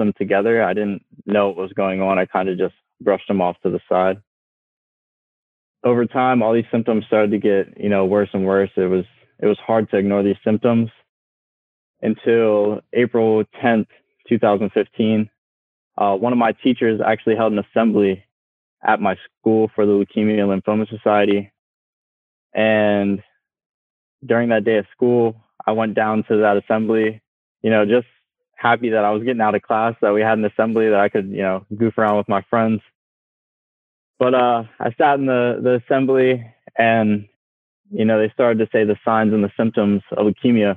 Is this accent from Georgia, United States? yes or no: no; York, Pennsylvania, United States; I'm from York, Pennsylvania